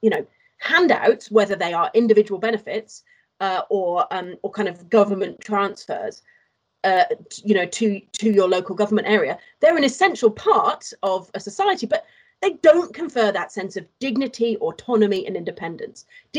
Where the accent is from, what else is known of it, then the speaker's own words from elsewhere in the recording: Wales, United Kingdom; I grew up in Wales